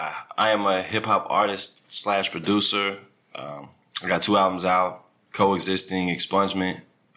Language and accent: English; Kansas City, Missouri, United States; I'm from Kansas City.